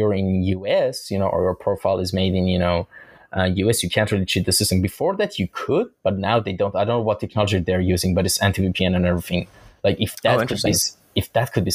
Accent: Iran; now in Istanbul, Turkey; In my home country is actually Iran. I'm Iranian, and I'm just based in Istanbul.

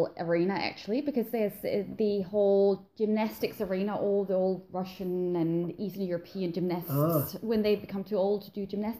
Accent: Denmark; moved away as an adult; now in Australia; I'm originally from Denmark, and yep. I've actually just had my 11th anniversary down here a couple of weeks ago.

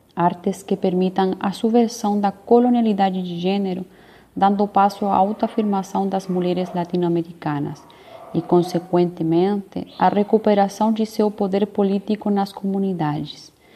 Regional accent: Chile; also born or lived in Rio Grande, Brazil / Niterói, Brazil; now in Brazil; sou chilena

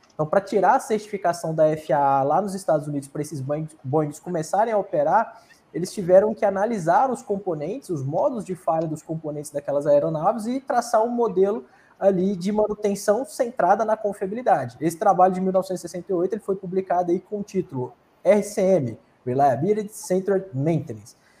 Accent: Luziânia, Goiás, Brazil; now in Brasília, Brazil; eu sou goiano, de Lusiânia, Goiás

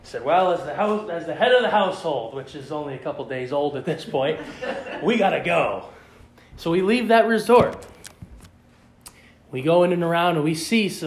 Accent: Maine, United States; being an American Maine boy

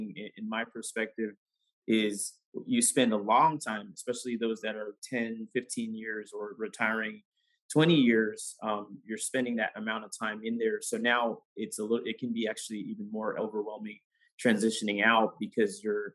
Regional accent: San Diego, California, United States; So I grew up in San Diego.

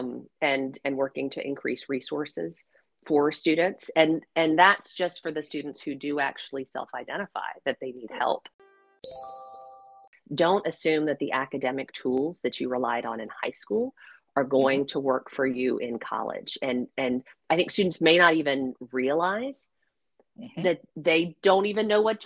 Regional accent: Virginia, United States; moved away as an adult; also born or lived in Atlanta, Georgia / Nashville, Tennessee; my home state of Virginia

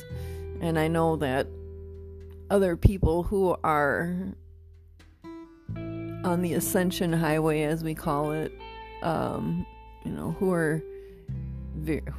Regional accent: Midwest, United States; moved away; I come from the Midwest

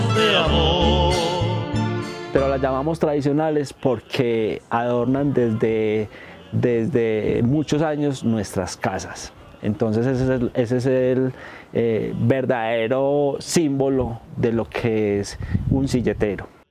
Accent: Medellín, Antioquia, Colombia; soy habitante y soy nativo del corregimiento de Santa Elena

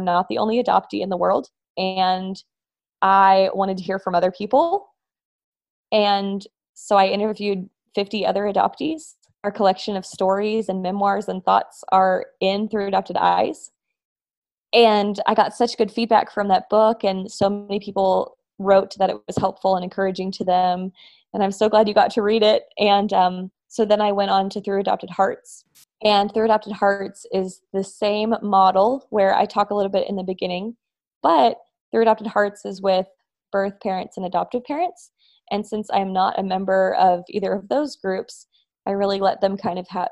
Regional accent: Texas, United States; also born or lived in Russia; I am an adoptee from Russia, and I have lived almost my whole life in the wonderful state of Texas.

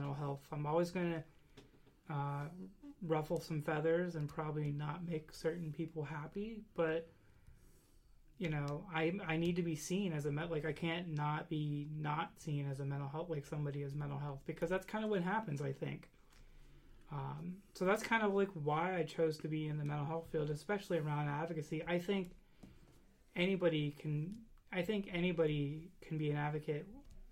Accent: Western Pennsylvania, United States; I'm from Western Pennsylvania, so we have the shower that's in the basement

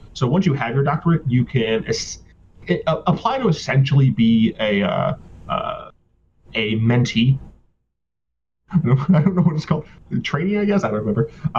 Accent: Michigan, United States; also born or lived in Virginia; now in Mississippi, United States; Like, I'm originally from Michigan. I've mm-hmm. spent most of my life in Virginia, and I'm now in, so from the north to the south, now I'm in the deep south. I'm in Mississippi.

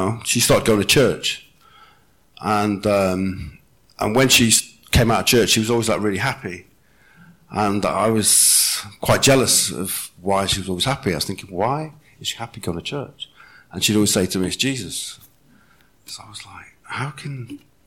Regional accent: Wales, United Kingdom; I come from Wales

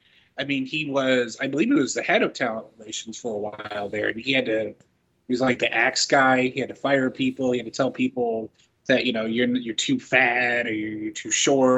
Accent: Chicago, Illinois, United States; growing up in Chicago

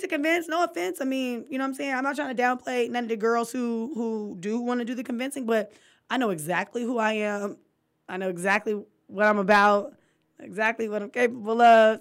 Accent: California, United States; I'm from California

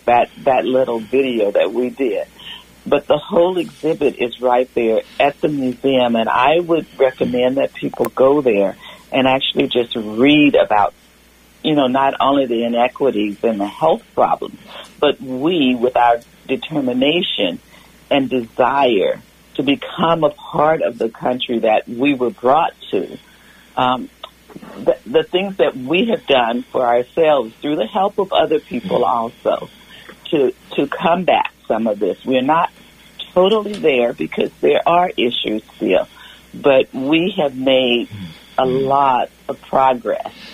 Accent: Louisiana, United States; now in Petaluma, United States; I grew up in Louisiana

